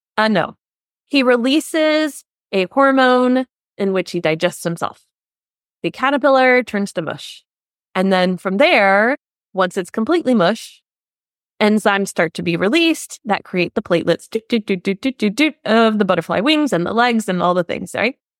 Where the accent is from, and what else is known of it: United States; now in Germany